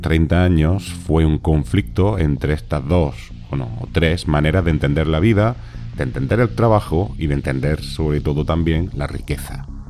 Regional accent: Spain

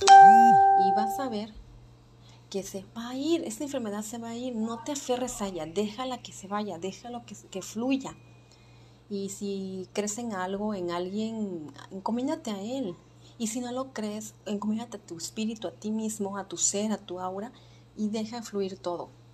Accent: Mexico; nos afecta a todos como mexicanos

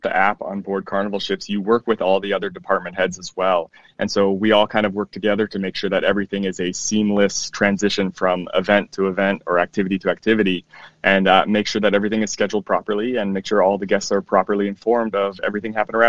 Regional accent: Canada; also born or lived in Arizona / Mississippi; now in United States; So for me, I was born in Canada, so I'm Canadian and newly American as of a couple of years ago. I've lived in Arizona for 10 years. I moved to Mississippi back in 2006

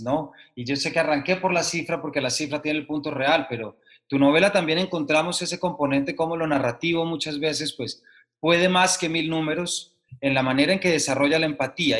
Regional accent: Colombia; como lector colombiano

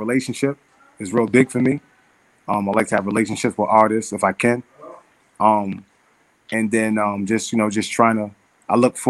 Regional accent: Mount Vernon, New York, United States; also born or lived in New Rochelle, New York; I was born in New Rochelle, New York, and then I moved to Mount Vernon when I was like 10

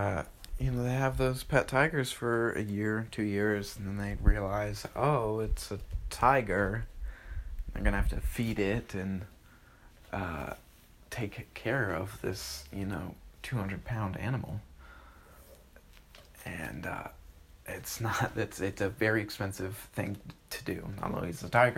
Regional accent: New Jersey, United States; now in Sarasota, United States; I'm originally from Jersey.

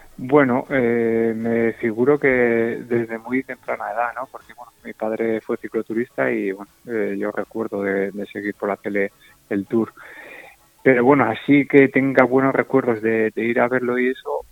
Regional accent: Usurbil, Basque Country, Spain; now in Zarautz, Spain; yo soy de Usurbil, eh, de un pueblo que está muy cerca de San Sebastián, a 9 kilómetros

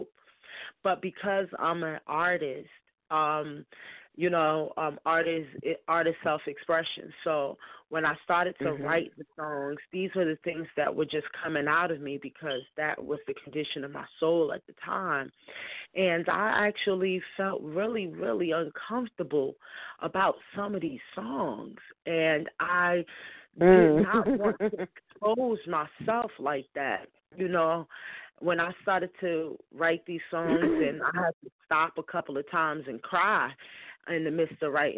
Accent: Newark, New Jersey, United States; growing up in Newark, I had a lot of experiences, some ugly, some good

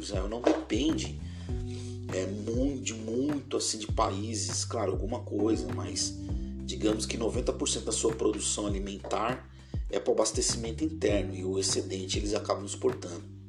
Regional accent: Brazil

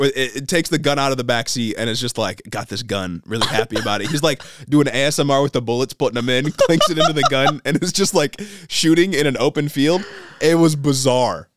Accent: Michigan, United States; in our home state of Michigan

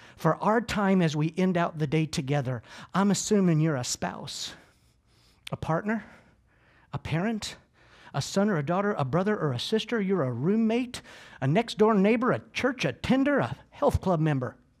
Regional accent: Georgia, United States; also born or lived in Clearwater, Florida; I am from Georgia

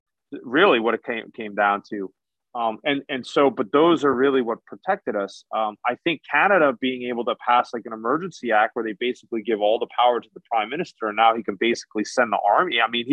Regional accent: United States; as an American

